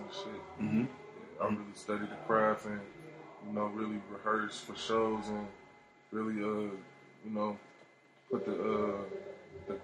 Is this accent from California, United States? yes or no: no; Atlanta, Georgia, United States; also born or lived in San Francisco Bay Area; I'm from Atlanta, but I got, like, ties in the Bay.